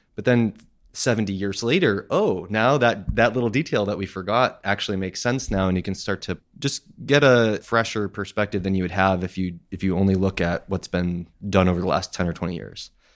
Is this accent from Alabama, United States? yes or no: no; Massachusetts, United States; also born or lived in Queens, New York; now in Astoria, United States; when I was ten months old, my family moved to Musa-, Massachusetts, so I grew up in a small town that almost no one has ever heard